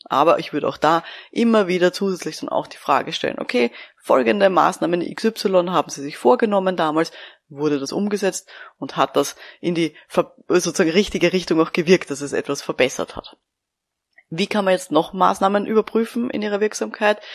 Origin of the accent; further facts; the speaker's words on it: Austria; bei uns in Österreich